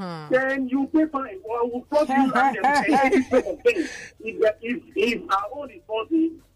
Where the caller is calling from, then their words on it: Lagos, Nigeria; I'm calling from Lagos.